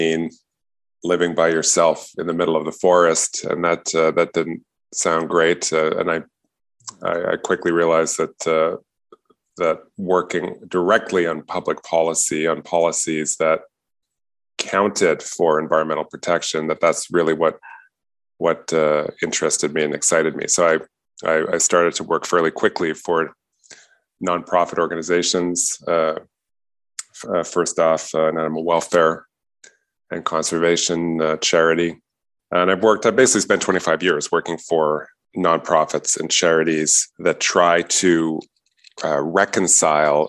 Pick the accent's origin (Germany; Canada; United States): Canada; also born or lived in Montreal, Quebec / Richmond Hill, Ontario; I grew up in Montreal. And then in suburban Toronto and Richmond Hill